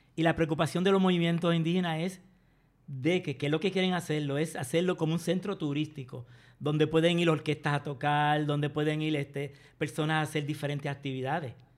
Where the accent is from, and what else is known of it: Puerto Rico